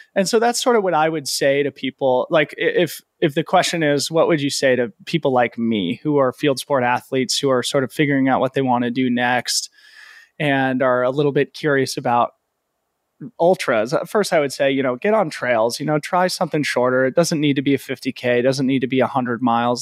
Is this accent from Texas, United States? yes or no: no; Boulder, Colorado, United States; also born or lived in Aspen, Colorado; I grew up in Boulder